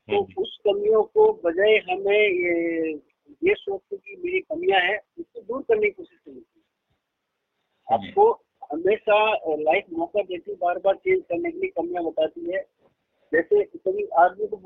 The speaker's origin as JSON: {"language": "Hindi", "town": "Bagar", "region": "Rajasthan", "country": "India", "also_born_or_lived": "Gujarat", "said": "Rajasthan M आई right बगड़ एक कस्बा है शेखावत क्षेत्र में"}